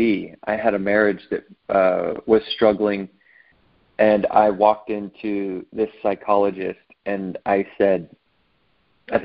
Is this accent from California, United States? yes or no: yes; Southern California, United States; also born or lived in Santa Barbara, California; I grew up predominantly in Southern California.